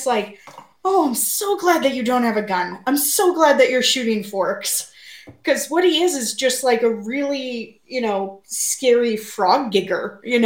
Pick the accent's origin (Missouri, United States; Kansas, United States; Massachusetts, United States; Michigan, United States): Missouri, United States; I grew up in Missouri.